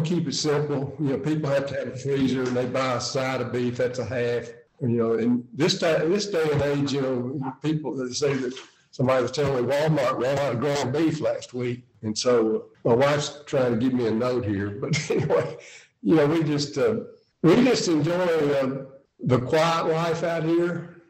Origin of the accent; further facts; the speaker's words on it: Scotland, United Kingdom; We're actually from Scotland, but we were at the Greenville Country Club in South Carolina